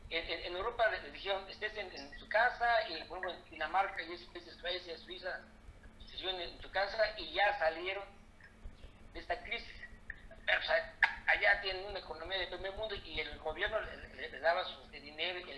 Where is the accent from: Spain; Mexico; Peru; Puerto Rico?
Mexico; el 80% de los mexicanos tenemos un, ingreso modesto.